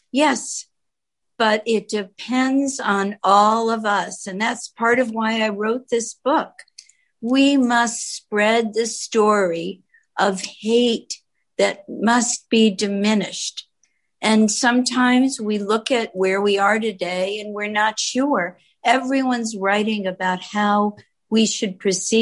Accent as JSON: {"language": "English", "town": "Gardner", "region": "Massachusetts", "country": "United States", "tie": "born or raised there", "first_language": "Yiddish", "second_language": "English", "said": "my life as an American in a small town near the New Hampshire border"}